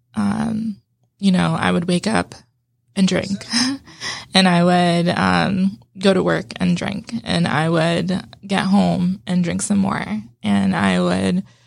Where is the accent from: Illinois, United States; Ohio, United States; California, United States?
California, United States; moved away as an adult; also born or lived in Las Vegas, Nevada; I grew up in California, but my, and I lived in Vegas for a little while